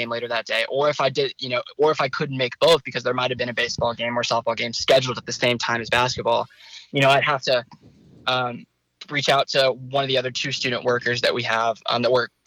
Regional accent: Fayetteville, Arkansas, United States; also born or lived in Plano, Texas; I was born in Plano. I've lived in Fayetteville for most of my life

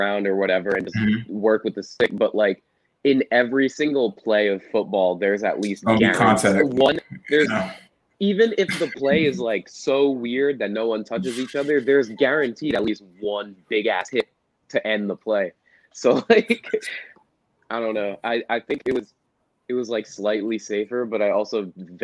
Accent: Hackensack, New Jersey, United States; I grew up in Hackensack originally, Hackensack, New Jersey.

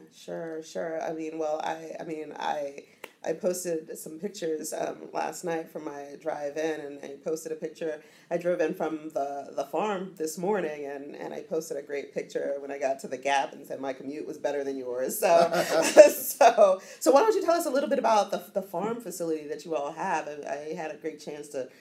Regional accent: Richmond, Virginia, United States; I'm from Richmond, Central Virginia, so just outside of Appalachia

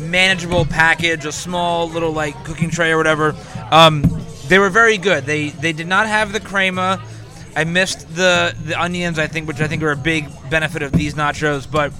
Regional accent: New Jersey, United States; also born or lived in Philadelphia, Pennsylvania; Jersey. We're in Jersey. Like, you know, beach area, like Jersey Shore area.

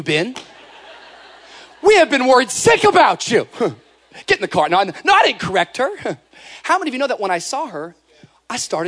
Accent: Washington, United States; moved away; Washington. That's where I grew up, state of Washington.

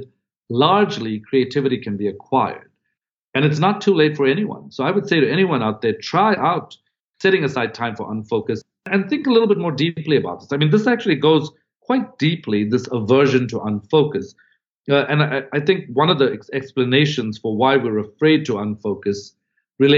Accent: South Africa; moved away as an adult; I'd come from another country. I'm from South Africa originally. I came to Harvard

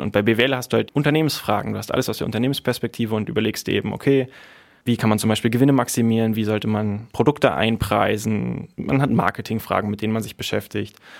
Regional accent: Berlin, Germany; Ich komme aus Berlin

